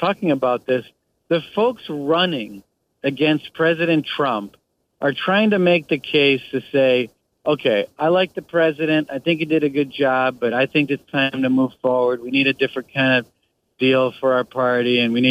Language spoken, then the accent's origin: English; Wisconsin, United States; I grew up in Wisconsin.